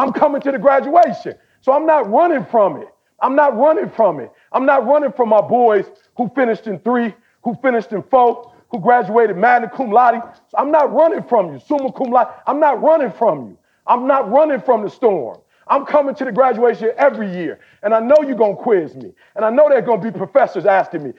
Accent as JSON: {"language": "English", "country": "United States", "also_born_or_lived": "Chicago / Detroit", "said": "I'm from Chicago. I'm from the D"}